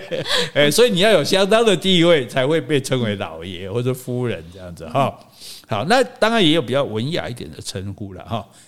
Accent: Taiwan; 这就类似我们台湾人讲温头家

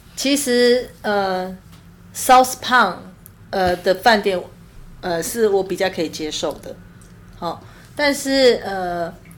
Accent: Taiwan; 我们台湾人

